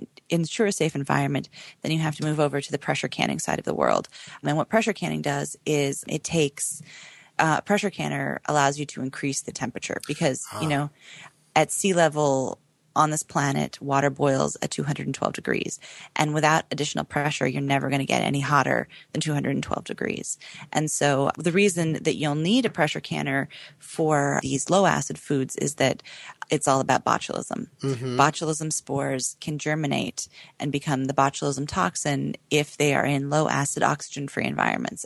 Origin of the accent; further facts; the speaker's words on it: Oregon, United States; moved away; growing up in Oregon.